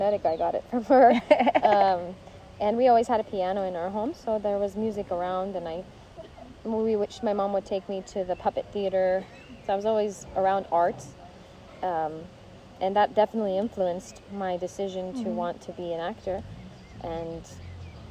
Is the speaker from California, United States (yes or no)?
yes; Los Angeles, California, United States; also born or lived in Armenia; we moved as a family to Los Angeles. And so I grew up there. I didn't go to school in Armenia. I went to school in Los Angeles.